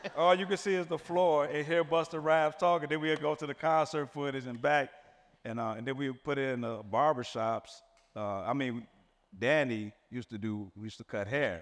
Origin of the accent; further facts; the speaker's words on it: Chicago, Illinois, United States; I'm from Chicago, born and raised